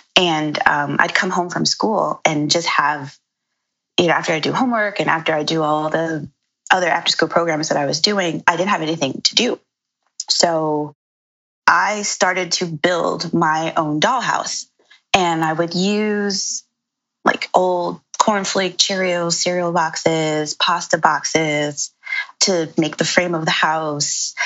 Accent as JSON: {"language": "English", "town": "New York City", "region": "New York", "country": "United States", "tie": "born or raised there", "said": "I'm originally from Brooklyn. I'm from Bed-Stuy, and I grew up there with um, my parents"}